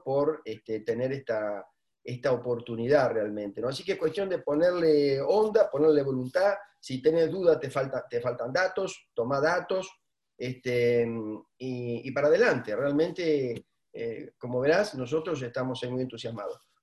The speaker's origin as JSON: {"language": "Spanish", "country": "Argentina", "said": "los argentinos somos los argentinos."}